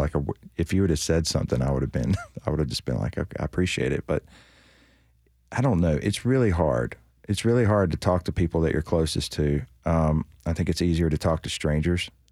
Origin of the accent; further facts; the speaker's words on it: North Carolina, United States; moved away as an adult; now in Nashville, United States; a girl in my hometown in North Carolina